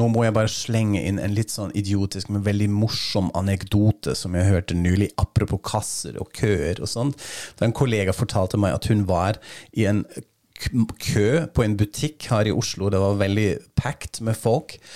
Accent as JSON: {"language": "Norwegian", "country": "Germany", "said": "Fordi jeg er tysker og køer og denne misforståelsen"}